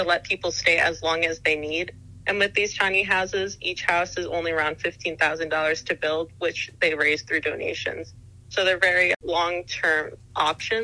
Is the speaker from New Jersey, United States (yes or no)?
yes; New Jersey, United States; moved away; I grew up in New Jersey, which is very close to New York, so it was kind of something that I was used to seeing from a young age